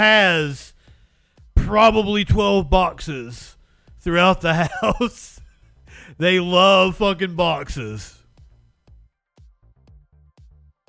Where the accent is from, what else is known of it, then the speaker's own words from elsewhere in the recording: Appalachia, United States; accent: Appalachian; growing up in Appalachia. I was in the mountains all the fucking time as a kid